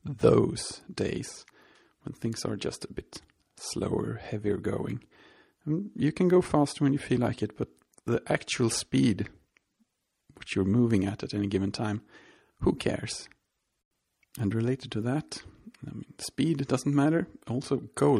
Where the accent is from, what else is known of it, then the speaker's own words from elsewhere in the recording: Sweden; I'm from Sweden